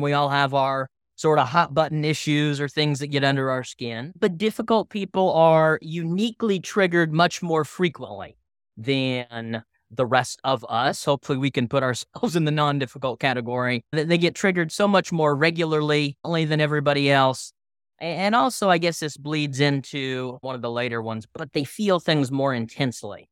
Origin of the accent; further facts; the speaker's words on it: Tulsa, Oklahoma, United States; I'm from Tulsa, Oklahoma